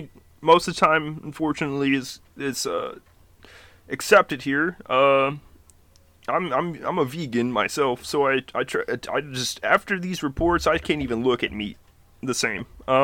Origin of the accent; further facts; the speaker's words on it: Fiji; also born or lived in Fresno, United States; But we also lived in Fresno. I was born in Fresno. Moved back to Fiji.